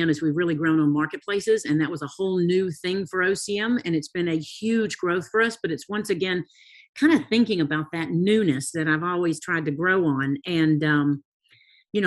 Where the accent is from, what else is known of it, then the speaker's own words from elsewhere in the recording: the South, United States; Growing up in the South